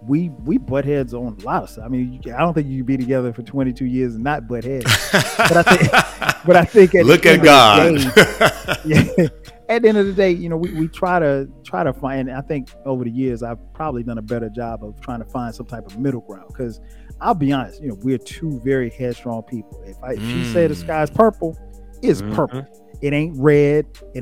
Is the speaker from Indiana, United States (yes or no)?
no; South Carolina, United States; I'm from the South, you know, I'm from a small country town in South Carolina.